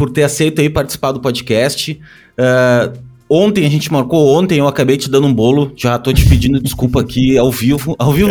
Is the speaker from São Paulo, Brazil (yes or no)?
no; Canoas, Rio Grande do Sul, Brazil; also born or lived in Porto Alegre; É, eu nasci em Porto Alegre uh, e morei em Canoas, né? Que é a nossa querida cidade vizinha aí durante, porra, a minha vida toda quase, né?